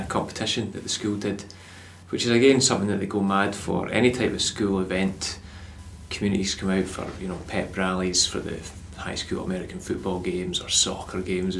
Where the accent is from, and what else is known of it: Scotland, United Kingdom; accent: Scottish